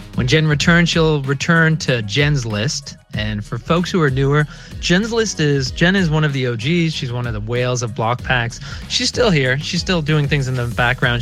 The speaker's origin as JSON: {"language": "English", "town": "Burlington", "region": "Vermont", "country": "United States", "tie": "born or raised there", "said": "Growing up in Burlington, Vermont"}